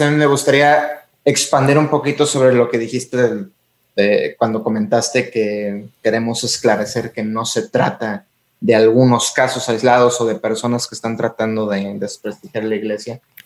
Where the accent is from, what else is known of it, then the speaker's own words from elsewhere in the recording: Tampico, Tamaulipas, Mexico; moved away; also born or lived in Mexico City; Fui criado en Tampico.